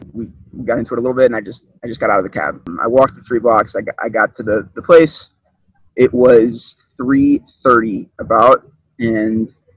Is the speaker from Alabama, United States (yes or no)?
no; Baltimore, Maryland, United States; I'm from Baltimore, Maryland.